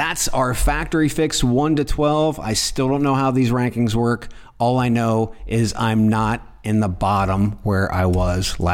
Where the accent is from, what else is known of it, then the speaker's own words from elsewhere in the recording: United States; moved away as an adult; now in Portugal; We're two guys from the U.S.